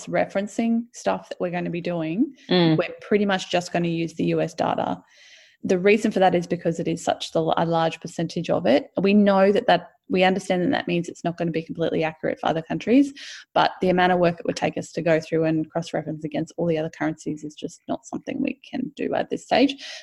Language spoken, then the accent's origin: English; Australia; we're Australian